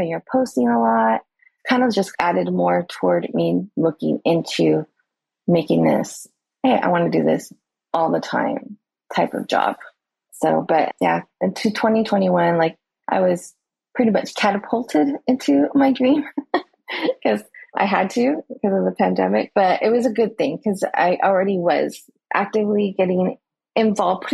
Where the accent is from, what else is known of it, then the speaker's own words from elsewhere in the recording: California, United States; moved away as an adult; now in Oahu, United States; I am originally from California